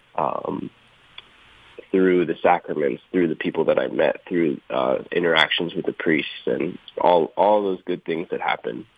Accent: Rhode Island, United States; moved away as an adult; now in Atlanta, United States; I grew up here. Yeah, I am visiting family right now in uh, Rhode Island

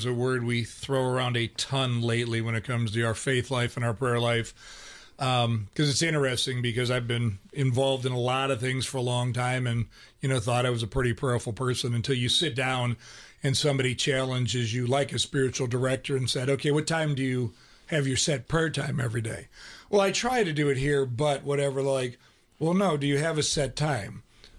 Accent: Ohio, United States; I grew up in Ohio. We had a Catholic church literally on every other corner where I grew up. Everybody was Catholic, but oftentimes it was cultural.

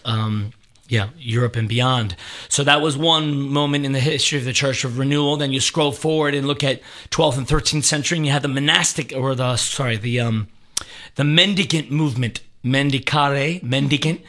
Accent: Annapolis, Maryland, United States; moved away as an adult; also born or lived in Boston, Massachusetts; born and raised in Annapolis, Maryland

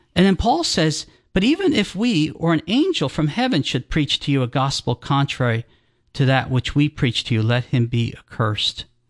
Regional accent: New Jersey, United States; moved away as an adult; also born or lived in Colorado / Florida / Georgia; grew up in New Jersey.

